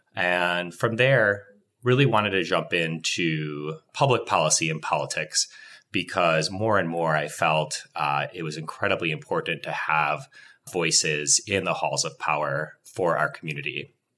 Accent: Wisconsin, United States; I grew up in Wisconsin

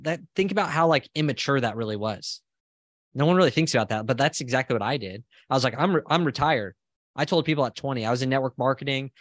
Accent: Southern California, United States; moved away as an adult; now in Austin, United States; I'm originally from Southern California. I'm now in Austin, Texas with my family

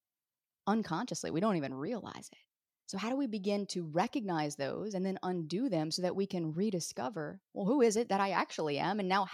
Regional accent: the South, United States; For years in my business, people didn't even know I was from the South, because you couldn't detect a hint of twang in my voice at all.

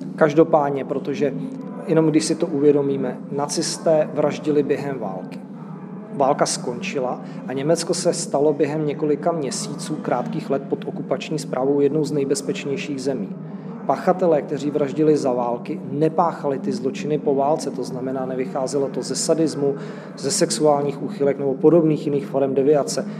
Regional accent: Czechia; jako Češi

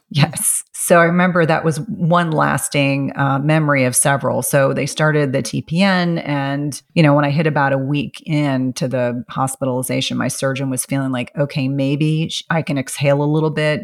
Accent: South Carolina, United States; moved away; I was born in South Carolina and I have, you know, wonderful family and wonderful memories

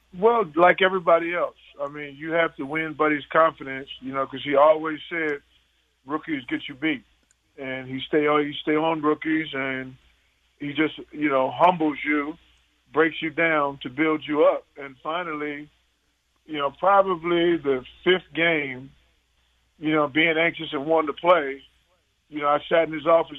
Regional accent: New York City, New York, United States; moved away; I'm a guy from New York City, Brooklyn

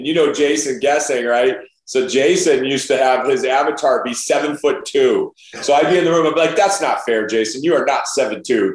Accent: Chicago, Illinois, United States; as a young kid growing up in the North Shore of Chicago

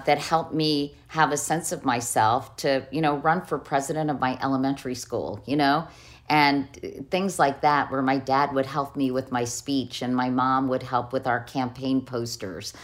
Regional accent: Arlington, Virginia, United States; I had growing up in Arlington, Virginia.

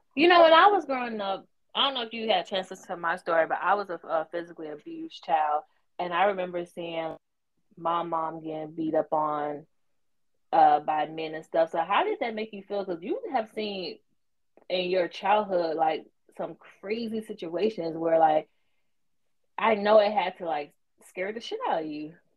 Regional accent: the South, United States; I'm from the South too

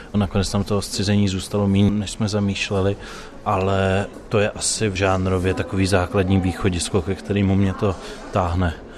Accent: Liberec, Liberec Region, Czechia; já jsem z Liberce, což není maloměsto, ale jsou to sudety a je to z toho města cítit

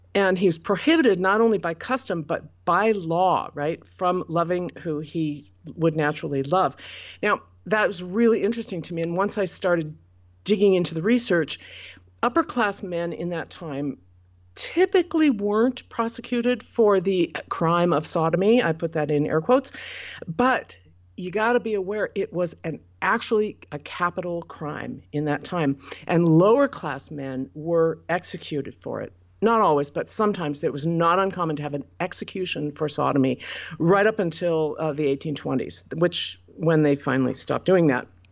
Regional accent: Portland, United States; Portland, which is my hometown and where I currently live

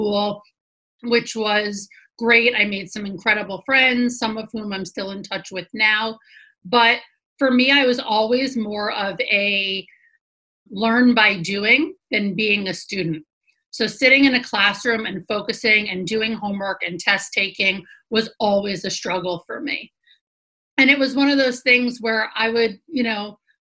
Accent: New York City, New York, United States; Born and raised in New York City, below 23rd Street, have a lot of pride around

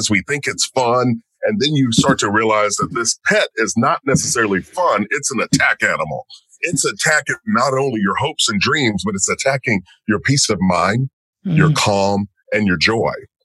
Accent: rural Kentucky, United States; I'm born in rural Kentucky and grew up in a family

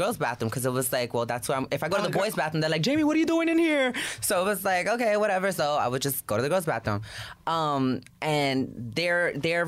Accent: New York City, New York, United States; My school, we were held at the PAL on Webster. That's in the Bronx

